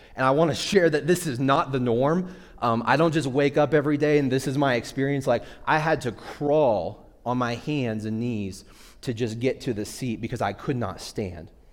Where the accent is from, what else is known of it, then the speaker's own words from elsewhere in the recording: Midwest, United States; I grew up in the Midwest.